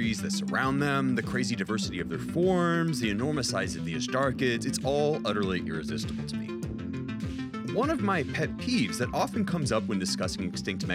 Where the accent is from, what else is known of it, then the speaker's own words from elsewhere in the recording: Florida, United States; I grew up primarily in Florida